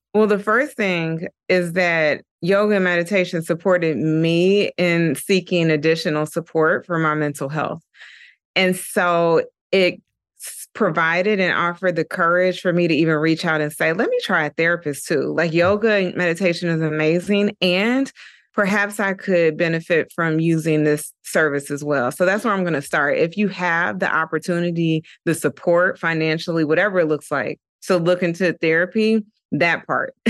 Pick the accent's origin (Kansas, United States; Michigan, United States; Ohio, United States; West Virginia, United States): Ohio, United States; Dayton; moved away as an adult; also born or lived in Atlanta, Georgia; now in New York, United States; I'm originally from Dayton, Ohio, and I moved to Atlanta, Georgia when I was eighteen years old